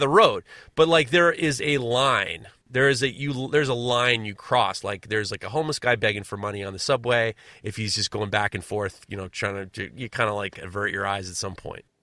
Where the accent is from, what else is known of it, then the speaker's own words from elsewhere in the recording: New York, United States; As a New Yorker